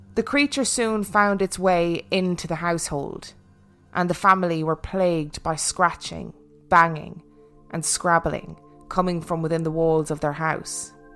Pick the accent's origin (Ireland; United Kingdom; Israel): Ireland; I am actually Irish.